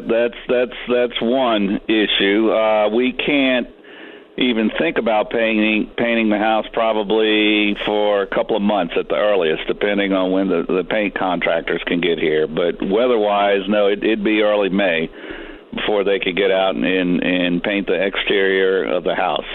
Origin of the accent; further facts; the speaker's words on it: Louisiana, United States; moved away as an adult; now in Anchorage, United States; I grew up in Louisiana, and when I, when I moved here